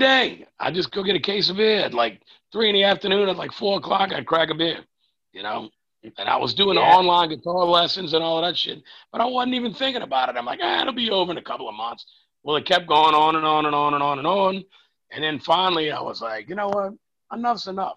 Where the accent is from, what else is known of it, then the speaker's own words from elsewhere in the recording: Louisiana, United States; I live about 3 blocks from where I grew up. And if I go 1 block up to the highway, which is just, it's a highway, but it's nothing too busy or too big. If I go up 1 block from there, I'm 1 block from the Mississippi River and the levee